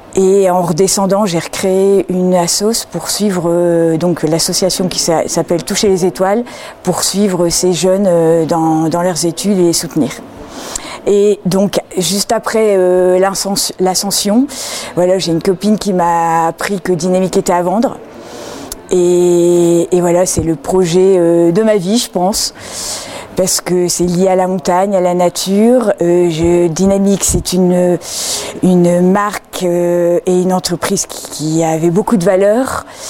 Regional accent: the North, Hauts-de-France, France; moved away as an adult; also born or lived in Madrid, Spain / Argentina; je viens du nord. je suis une ch'ti.

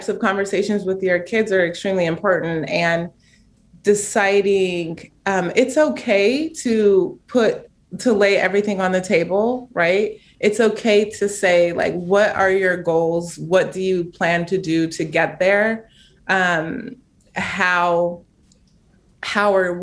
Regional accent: Chino Hills, California, United States; I'm from Chino Hills

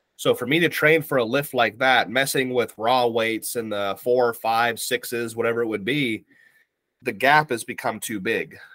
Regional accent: Ohio, United States; now in Virginia, United States; I currently reside in Virginia, here in the states on the East Coast. Um, I'm originally from Ohio

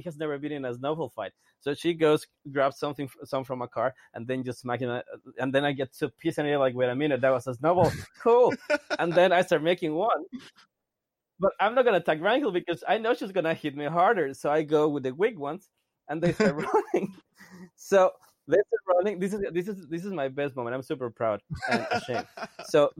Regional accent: Mexico; I'm from Mexico

